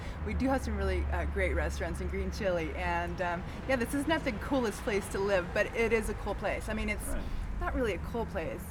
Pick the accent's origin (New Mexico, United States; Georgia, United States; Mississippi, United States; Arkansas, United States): New Mexico, United States; Albuquerque; it's my hometown